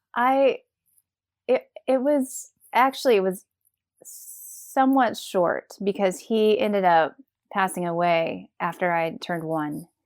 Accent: Knoxville, Tennessee, United States; moved away; I grew up in Knoxville, Tennessee

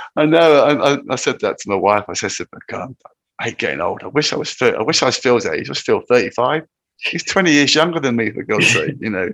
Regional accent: Land's End, South West England, United Kingdom; moved away; I rock up at Land's End, which is where I I, I grew up as a boy

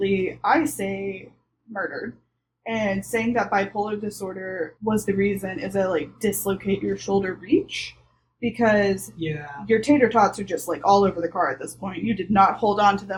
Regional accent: the South, United States; I grew up in the South

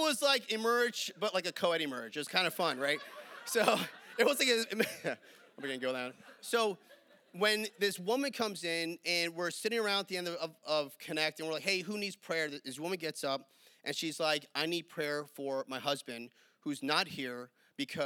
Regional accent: New York, United States; moved away; I'm from New York

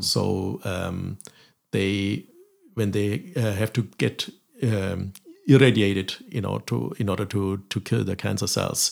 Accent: Germany; moved away as an adult; also born or lived in France / Berlin; now in Galway, Ireland; I'm originally from Germany

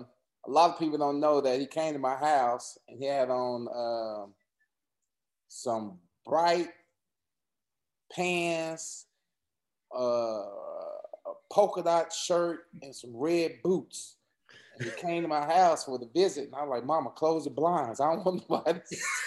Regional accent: Texas, United States; I didn't want to go to any Texas teams because, you know, I was from Texas and I know I'd be home every weekend

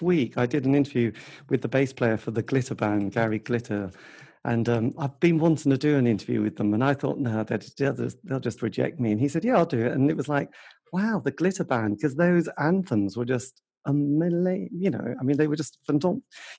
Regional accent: England, United Kingdom; So with being the English kid who suddenly, because in this country, you know, it's tiny

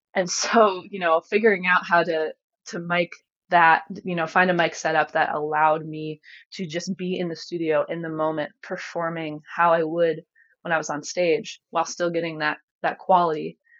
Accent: rural area southwest of Cleveland, Ohio, United States; I was born in Cleveland, lived there and in Cleveland suburbs until I was about eight. Um, and then my family packed up and and moved out here.

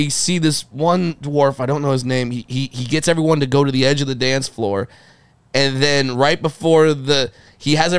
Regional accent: Fullerton, California, United States; also born or lived in San Fernando Valley, California; I'm from Fullerton, California, which is right next door.

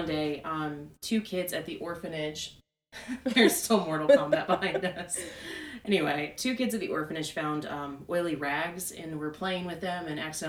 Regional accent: upstate South Carolina, United States; also born or lived in Charleston, South Carolina; I grew up in the upstate of South Carolina, but nothing's really going on up there.

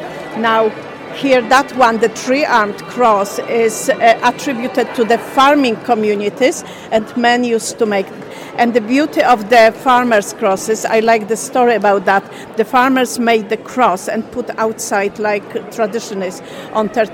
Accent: Poland; moved away as an adult; now in Ireland; I'm originally from Poland.

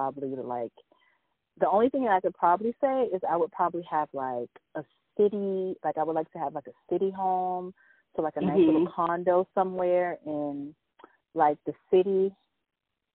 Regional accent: Virginia, United States; moved away; also born or lived in South Florida; I was born in Virginia. Kind of raised in Virginia, and also raised in South Florida

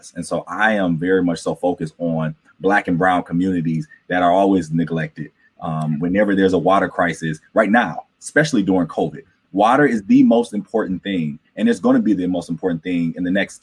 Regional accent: Flint, Michigan, United States; I grew up in Flint, Michigan, and I grew up in the heart of the city, not like the suburbs

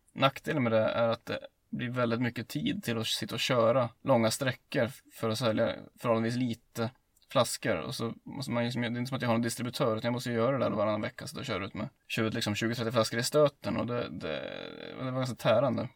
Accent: Hälsingland, Gävleborg County, Sweden; hemma i Hälsingland

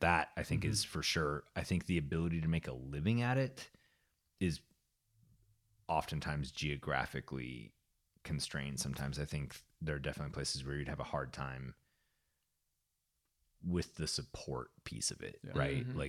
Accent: Canada; No, I can say that because I'm also Canadian.

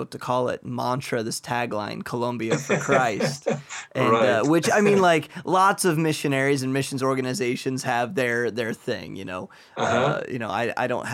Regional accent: Midwest, United States; I'm from the Midwest.

